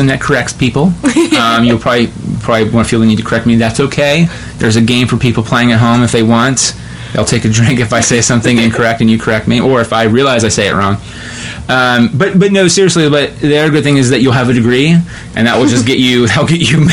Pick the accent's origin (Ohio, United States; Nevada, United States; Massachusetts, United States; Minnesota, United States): Ohio, United States; West Jefferson; I'm from West Jeff, and so like, that was like almost 15 years ago. But like, our big deal was like, we're doing Sound of Music.